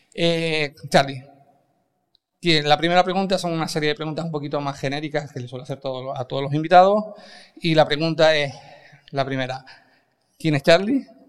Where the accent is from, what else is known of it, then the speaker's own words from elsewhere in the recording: Canary Islands, Spain; Somos canarios